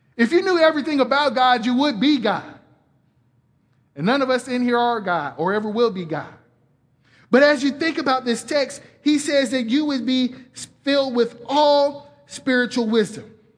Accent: Atlanta, Georgia, United States; moved away; I'm from Atlanta originally

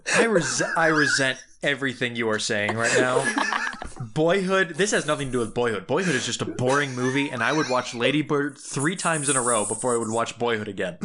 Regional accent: Tucson, Arizona, United States; moved away; Tucson, my home, my hometown

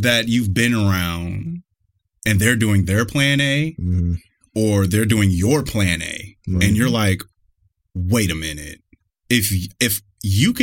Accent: Cleveland, Ohio, United States; born and raised in Cleveland, Ohio. Been here my whole life

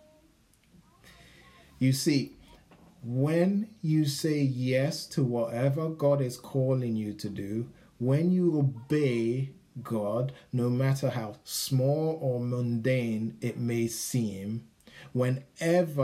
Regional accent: United Kingdom; moved away as an adult; now in San Diego, United States; we're from Britain

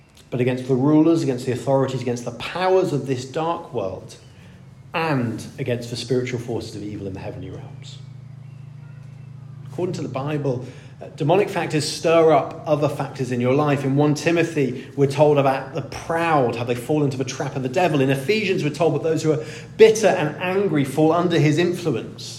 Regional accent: India; moved away; I grew up in India

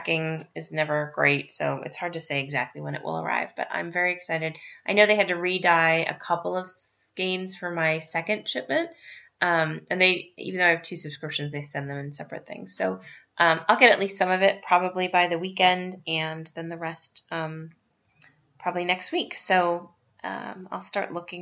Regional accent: Estes Park, Colorado, United States; I grew up in Estes Park, and as a kid, one of the first places we lived when we moved to town was right near the fairgrounds

